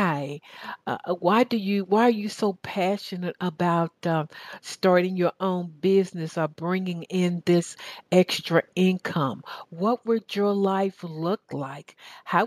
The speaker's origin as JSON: {"language": "English", "region": "Southern", "country": "United States", "accent": "Southern", "said": "my Southern accent"}